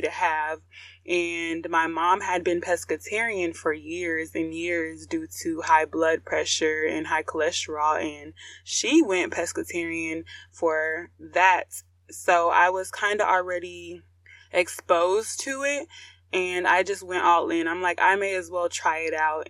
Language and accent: English; United States